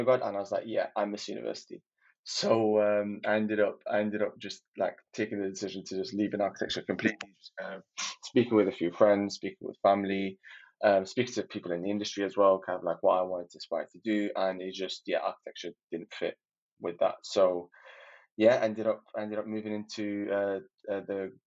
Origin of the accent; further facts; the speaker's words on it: Manchester, North West England, United Kingdom; also born or lived in Libya; I am from Manchester, but originally from Libya.